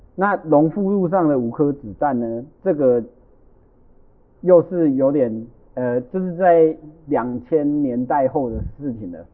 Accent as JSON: {"language": "Chinese", "country": "Taiwan", "first_language": "Taiwanese Hokkien", "second_language": "Chinese", "said": "我们四位的母语都是台语啊"}